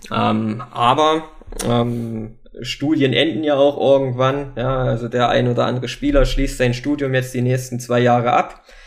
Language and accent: German; Wernigerode, Saxony-Anhalt, Germany; Wernigerode ist irgendwo meine Heimatstadt.